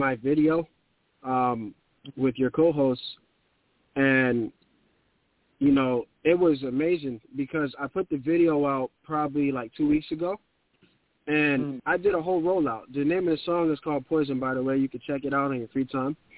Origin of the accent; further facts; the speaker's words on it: New York City, New York, United States; I'm from the Bronx